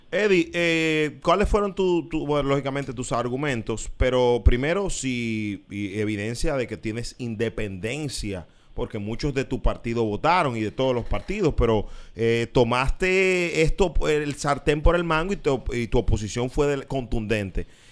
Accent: San Cristóbal, Dominican Republic; orgullo de mi pueblo

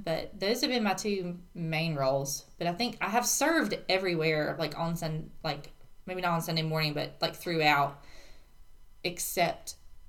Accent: United States; No, so I grew up around here. I'm also from Courtney, like you are.

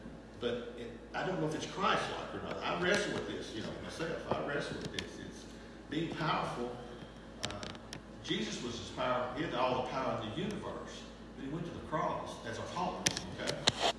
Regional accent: United States; because we're American.

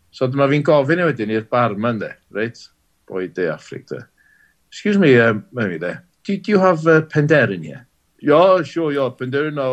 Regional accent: Wales, United Kingdom; dwi'n neud fy ngora fel Cymro Cymraeg, dwi'n byw yn angeredig, lle rili Cymraeg. Ie, yeah, dwi'n gweithio tu allan i Gymru, wrth gwrs, ond dwi wedi magu fy nheulu yng Nghymru drwy'r iaith Gymraeg

